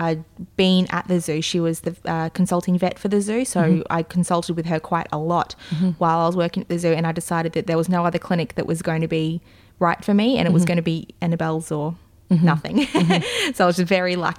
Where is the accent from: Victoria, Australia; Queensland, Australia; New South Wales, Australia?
Queensland, Australia; Cairns; I am from Cairns. I was actually born here, and I obviously still live in Cairns